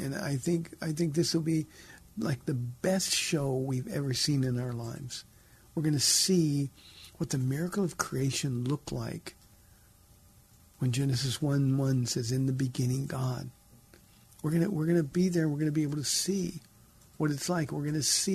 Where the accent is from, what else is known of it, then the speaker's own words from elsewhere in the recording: Southern California, United States; I grew up in Southern California